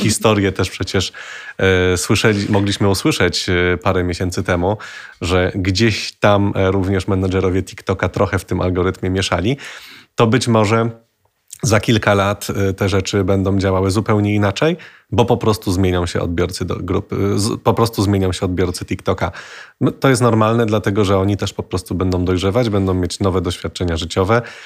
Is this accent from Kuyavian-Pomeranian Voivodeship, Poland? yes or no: no; Kraków, Lesser Poland, Poland; ja z Krakowa jestem